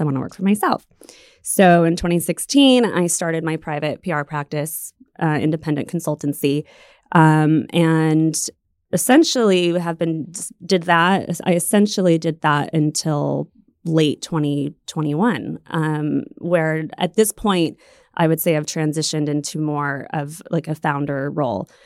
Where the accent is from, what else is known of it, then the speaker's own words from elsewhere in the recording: Silver City, New Mexico, United States; moved away as an adult; also born or lived in San Diego / New York City; I grew up in Silver City